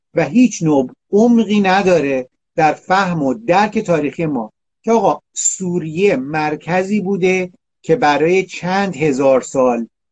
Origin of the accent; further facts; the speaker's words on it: Iran; من یه ایرانی هستم اینجا